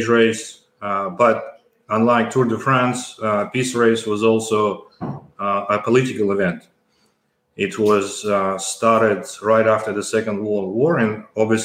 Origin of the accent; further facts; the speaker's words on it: North Caucasus, Russia; English is a second language; also born or lived in Kyiv, Ukraine; now in Australia; originally I'm from, as I said, from North Caucasus.